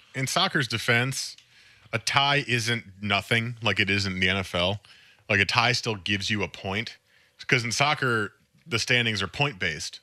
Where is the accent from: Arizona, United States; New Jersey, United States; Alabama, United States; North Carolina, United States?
New Jersey, United States; my home state